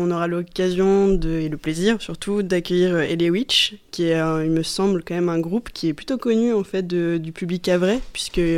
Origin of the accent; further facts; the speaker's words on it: Le Havre, Normandy, France; moved away as an adult; also born or lived in Caen; Moi, je suis originaire du Havre, que c'est vrai que je suis vachement attachée à tout ce qui en découle, notamment dans sa vie culturelle. Et je suis partie faire mes études à Caen, et, mais j'ai continué à avoir un pied au Havre